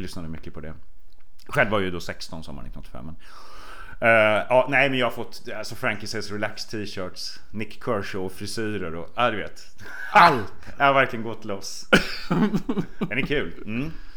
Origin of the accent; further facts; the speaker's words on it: Sweden; Det var där jag växte upp.